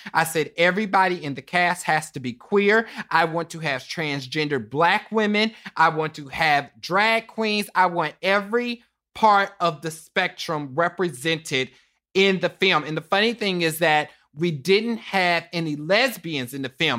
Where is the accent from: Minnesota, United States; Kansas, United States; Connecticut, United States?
Kansas, United States; Kansas City; I'm from Kansas City, Kansas, Wanda County